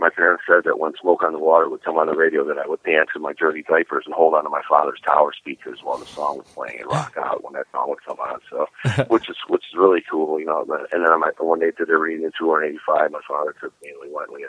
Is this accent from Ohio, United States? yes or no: yes; Cleveland, Ohio, United States; born or raised there; now in Florida, United States